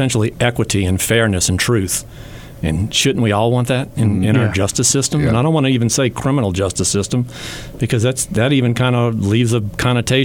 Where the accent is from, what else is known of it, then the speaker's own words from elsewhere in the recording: Louisiana, United States; I'm from Louisiana